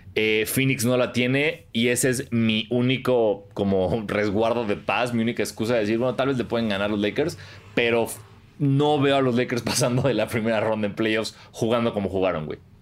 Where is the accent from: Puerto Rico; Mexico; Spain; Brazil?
Mexico; el mexicano es bien pícaro